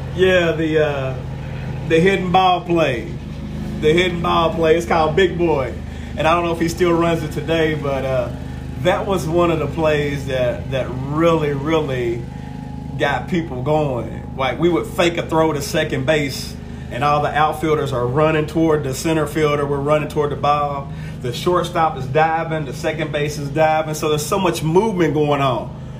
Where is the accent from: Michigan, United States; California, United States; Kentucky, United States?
Kentucky, United States; Cynthiana; now in Georgetown, United States; As a small child, between the ages of one and two, I grew up here in Georgetown. And when I was about four, maybe five, three or four years old, my mother moved to Cynthiana